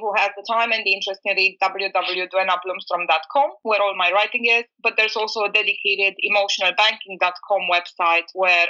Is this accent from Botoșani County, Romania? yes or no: no; Bucharest, Romania; also born or lived in New York, United States; I was born in Bucharest. I was raised in between New York and Bucharest.